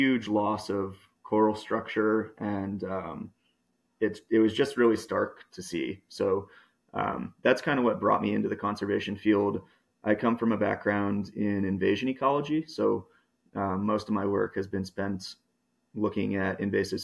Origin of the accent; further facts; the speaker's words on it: Miami, Florida, United States; now in New Mexico, United States; I grew up in Miami, actually, Miami, Florida. I'm not a New Mexico native, but most of my childhood was spent kind of going back and forth between Miami and the Florida Keys